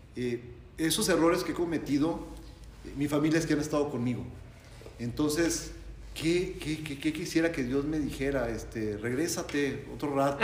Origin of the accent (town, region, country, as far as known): Mexico